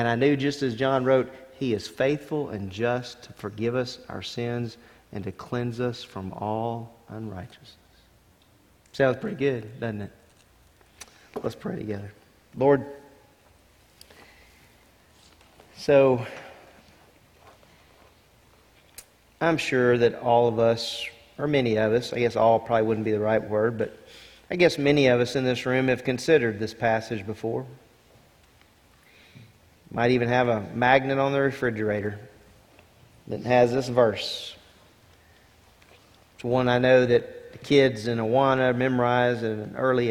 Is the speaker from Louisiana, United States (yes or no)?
yes; Lake Charles, Louisiana, United States; I grew up in Louisiana